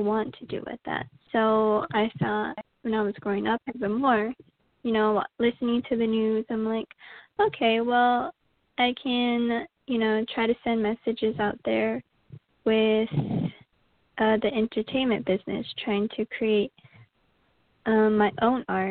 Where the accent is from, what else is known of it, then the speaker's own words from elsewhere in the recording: St. Michaels, Arizona, United States; moved away as an adult; now in New York, United States; I am from St. Michael's, Arizona